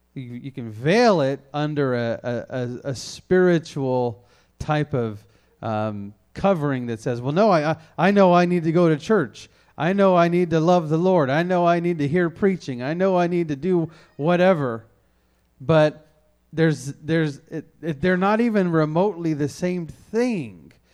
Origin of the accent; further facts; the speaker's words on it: the South, United States; I grew up in the South where there was a church on every corner